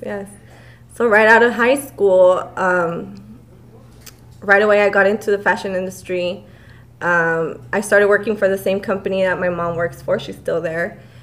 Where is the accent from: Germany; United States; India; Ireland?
United States; Montebello, California; I grew up in Montebello